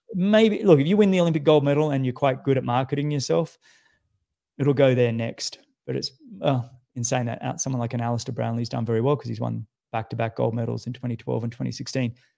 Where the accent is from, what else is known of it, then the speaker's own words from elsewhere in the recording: Australia; you know what it's like being an Australian.